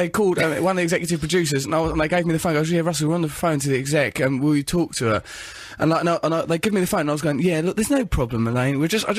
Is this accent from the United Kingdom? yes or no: yes; England, United Kingdom; It rained throughout the barbecue and we were just like, we're English and just tried to just keep a stiff upper lip and just ignore the rain and the horror of this barbecue.